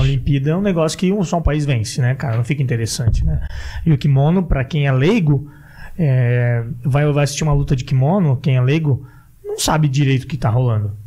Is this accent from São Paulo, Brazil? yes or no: no; Santa Catarina, Brazil; eu sou de Santa Catarina